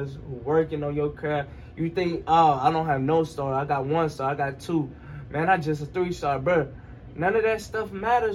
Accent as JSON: {"language": "English", "region": "Mississippi", "country": "United States", "said": "I'm from Mississippi"}